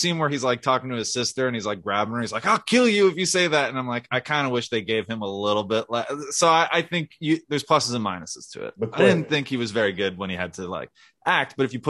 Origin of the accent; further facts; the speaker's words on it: United States; I grew up in the New York area.